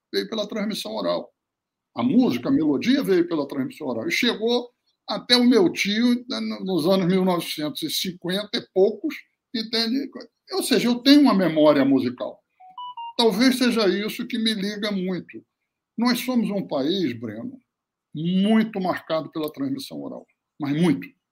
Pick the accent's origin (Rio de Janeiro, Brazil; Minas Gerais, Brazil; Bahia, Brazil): Rio de Janeiro, Brazil; also born or lived in Espírito Santo; nasci no Espírito Santo, me criei no Rio de Janeiro